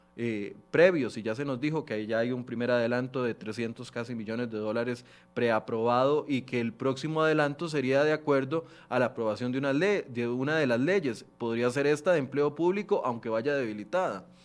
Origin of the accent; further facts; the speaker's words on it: Costa Rica; como buenos ticos